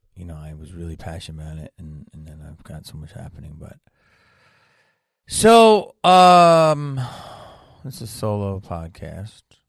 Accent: Philadelphia, Pennsylvania, United States; moved away as an adult; I was raised in Philadelphia

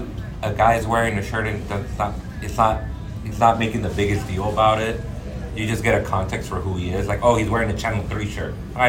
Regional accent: Los Angeles, California, United States; I grew up in South Central Inglewood

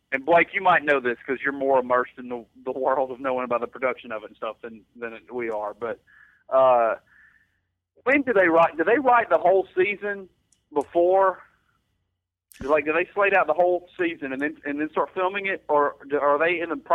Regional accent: Mississippi, United States; because we're from Mississippi.

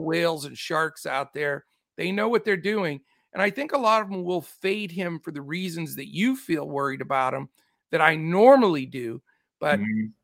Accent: California, United States; I am boy from Cali

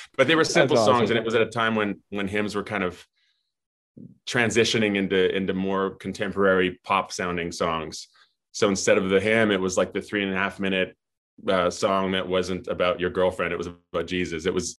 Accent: Edmonton, Alberta, Canada; also born or lived in Winnipeg; I grew up I was born in Winnipeg, and shortly thereafter moved to Edmonton. So my first decade of life was as an Edmontonian.

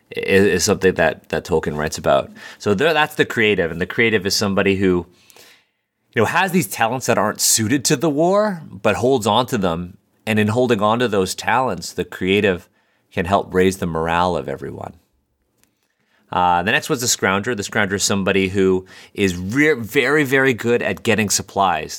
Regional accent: Canada; as a Canadian myself, you know, when we're, when we're learning about World War One in, like, the tenth grade in high school

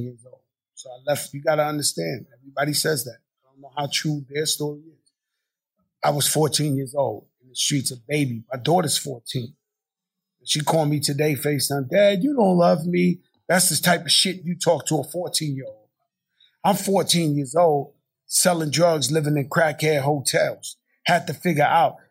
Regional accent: New York City, New York, United States; I'm born in my projects. I'm, you know, I was born in Bronx, Lebanon, across the street from where Larry Davis shot the cops. That's where I was born. And they brought me to the projects

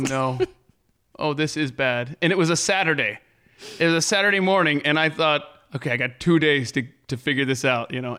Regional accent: the South, United States; I'm from the South

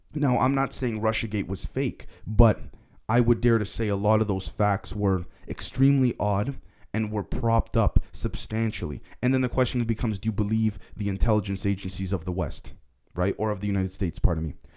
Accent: Canada; being a Canadian myself

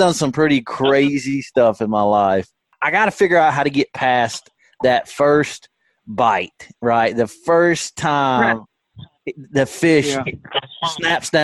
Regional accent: the Shoals, Alabama, United States; I grew up in the Shoals, which is on, you know, Pickwick

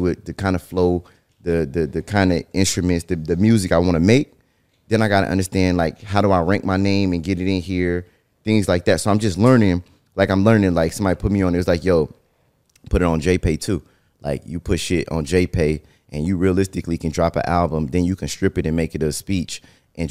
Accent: Northern California, United States; I'm from Northern California

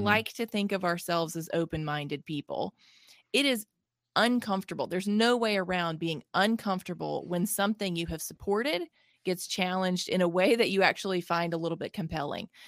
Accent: Mississippi, United States; I'm from Mississippi, born and raised here, I've lived here my whole life

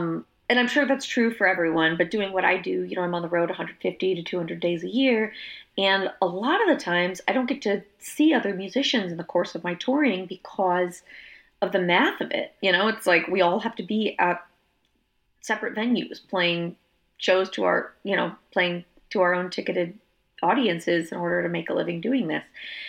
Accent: Austin, Texas, United States; In my hometown of Austin, I went for several years where I was hosting a songwriter event on Monday nights

